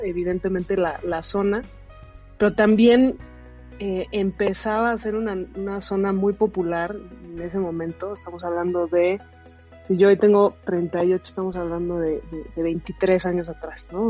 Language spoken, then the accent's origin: Spanish; Mexico; soy mexicana